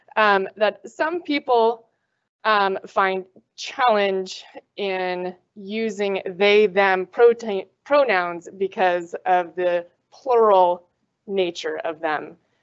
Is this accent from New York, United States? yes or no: no; Minnesota, United States; I'm from Minnesota.